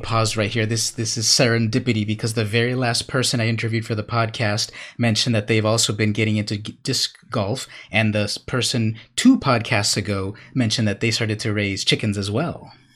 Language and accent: English; Imperial Beach, California, United States; I grew up in Imperial Beach, California